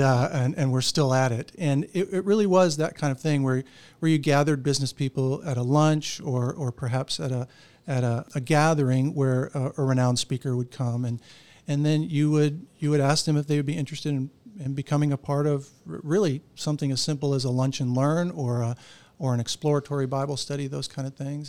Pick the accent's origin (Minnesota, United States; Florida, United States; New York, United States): Florida, United States; Orlando; I grew up right here in Orlando